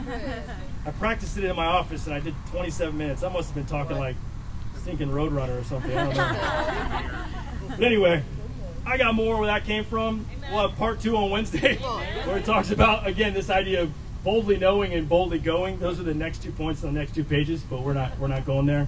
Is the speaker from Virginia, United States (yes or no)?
yes; Virginia Beach, Virginia, United States; growing up in Virginia Beach, the military was all around